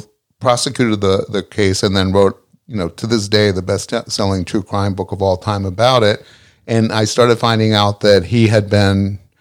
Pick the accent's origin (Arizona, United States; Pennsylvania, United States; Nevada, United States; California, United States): Pennsylvania, United States; Philadelphia; Yeah. Well, suburb of Philly.